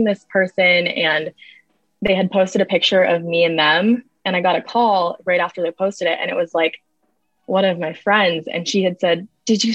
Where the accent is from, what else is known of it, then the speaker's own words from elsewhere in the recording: Vermont, United States; I'm from Vermont, which is a very small place